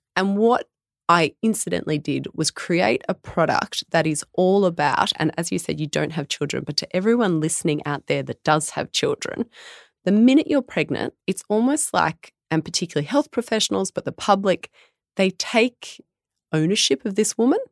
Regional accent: Tamworth, New South Wales, Australia; I'm born and bred Tamworth

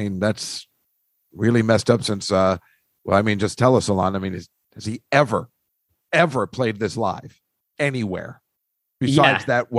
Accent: Philadelphia, Pennsylvania, United States; where I grew up in Philadelphia

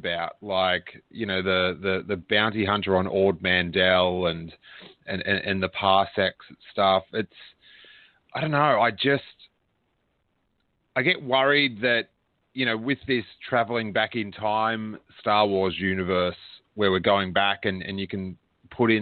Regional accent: Rosebud, Victoria, Australia; where I grew up in Rosebud

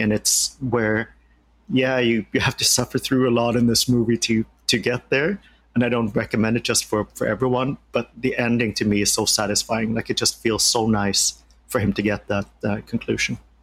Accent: Sweden; moved away; growing up in Sweden

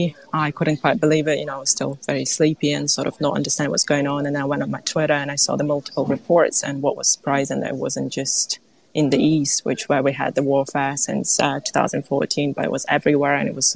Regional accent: Kyiv, Ukraine; moved away as an adult; also born or lived in United Kingdom; now in Manchester, United Kingdom; I come from Kyiv, from Ukraine, where I lived until February, late February 2022, even though I did study in the UK before, but that was a while back.

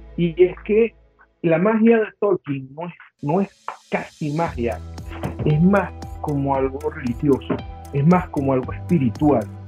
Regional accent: Venezuela; Nosotros, por ejemplo, como venezolanos, siempre criticamos el cine venezolano

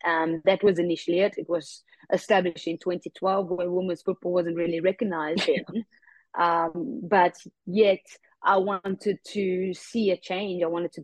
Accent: South Africa; Whether that is retiring in South Africa, that is something that I would like to do in my home country.

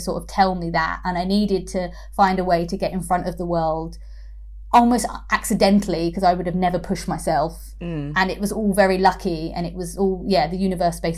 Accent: London, United Kingdom; I grew up in East London

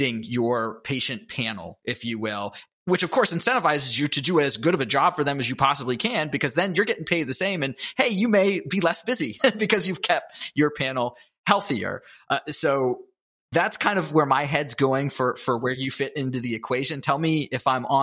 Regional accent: Pittsburgh, Pennsylvania, United States; I'm from Pittsburgh

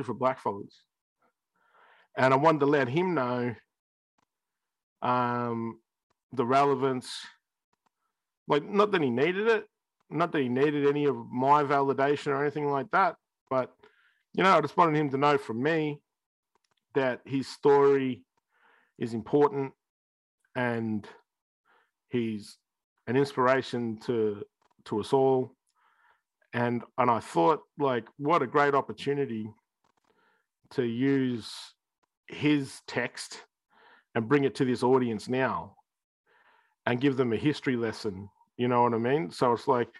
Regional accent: Australia; we're Australian

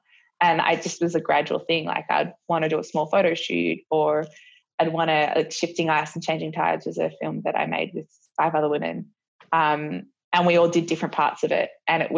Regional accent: Australia; I guess it was really important to us because we realized that a few things about our careers are as Australian skiers

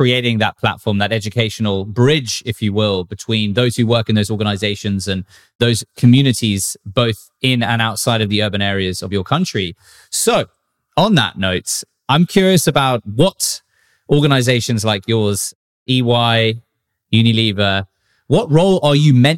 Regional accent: South Africa; I come from South Africa, so I'm quite familiar with that developing world

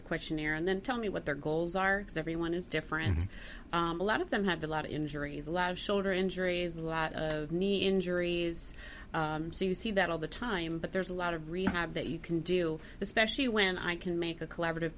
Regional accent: Wisconsin, United States; moved away; I'm from Wisconsin originally

